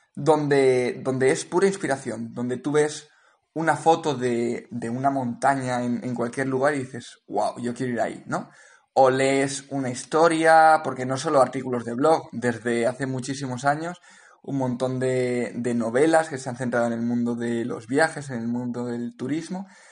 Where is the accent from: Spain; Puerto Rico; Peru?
Spain; Valencia, Valencian Community; moved away as an adult; also born or lived in Cape Town; yo soy de Valencia originalmente, he vivido en Valencia durante muchos años